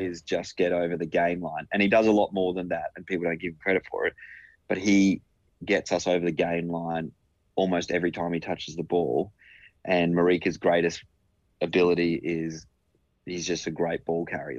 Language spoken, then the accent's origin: English; Queensland, Australia; despite being a Queenslander